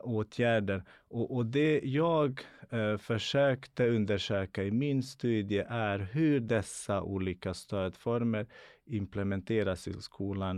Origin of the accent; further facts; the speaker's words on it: Bosnia & Herzegovina; now in Sweden; Jag är född och uppvuxen i Bosnien